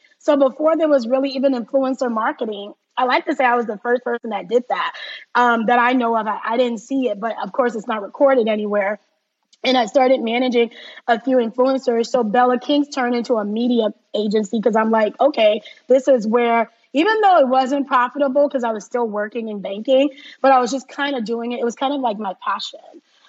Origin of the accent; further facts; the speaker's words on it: Liberia; born there; And as you said, I was born in Liberia, so I'm half Liberian and half Ghanaian. My dad was from Ghana.